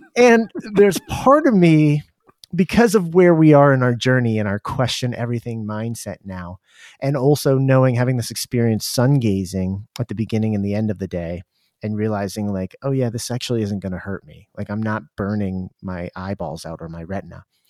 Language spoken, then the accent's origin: English; Durham, New Hampshire, United States; moved away; we grew up in Durham where U N H's, University of New Hampshire